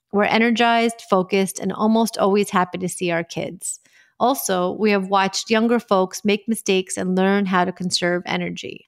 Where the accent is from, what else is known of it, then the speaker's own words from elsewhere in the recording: New York, United States; I grew up in New York